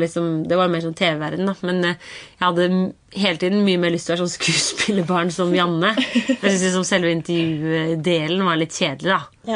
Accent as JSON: {"language": "Norwegian", "town": "Kolbotn", "region": "Akershus", "country": "Norway", "said": "jeg er eh, fra Kolbotn"}